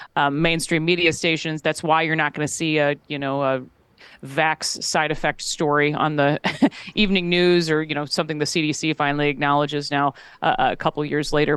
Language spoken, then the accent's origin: English; Minnesota, United States; being a Midwesterner and, you know, Minnesota kid